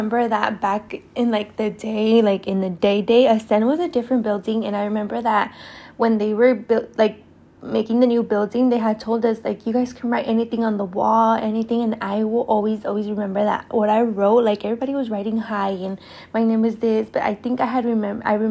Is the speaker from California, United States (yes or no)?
yes; Oakland, California, United States; also born or lived in Berkeley, California; I was born in Berkeley, and I was raised in Oakland my whole life